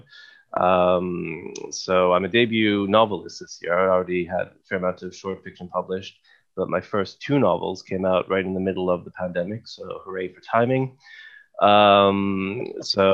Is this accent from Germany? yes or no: no; Canada; moved away; also born or lived in England; as a Canadian